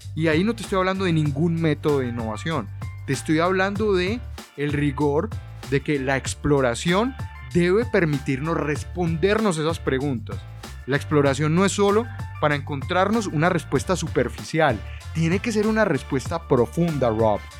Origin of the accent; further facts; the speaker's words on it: Colombia; moved away as an adult; now in Buenos Aires, Argentina; soy colombiano, pero vivo en Buenos Aires